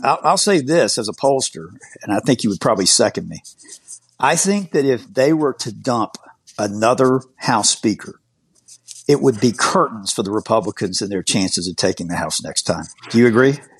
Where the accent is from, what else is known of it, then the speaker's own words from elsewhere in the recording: Georgia, United States; moved away; my home state, my native state of Georgia